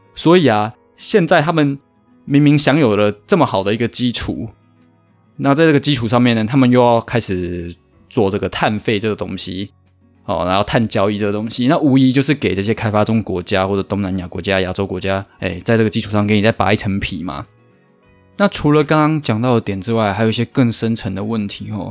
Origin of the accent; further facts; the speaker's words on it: Taiwan; 我们台湾人